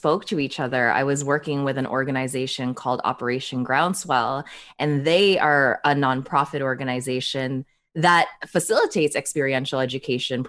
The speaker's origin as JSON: {"language": "English", "town": "Toronto", "region": "Ontario", "country": "Canada", "tie": "born or raised there", "also_born_or_lived": "Manila, Philippines", "said": "I was born in the Philippines, in Manila, Philippines, and I moved to Canada when I was just 4 years old"}